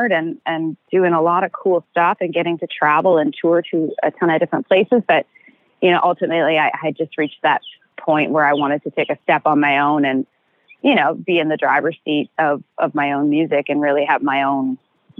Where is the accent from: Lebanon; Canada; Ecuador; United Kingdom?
Canada; rural area near Stratford, Ontario; moved away as an adult; now in Nashville, United States; I call Stratford my hometown, but really I'm from like the cornfields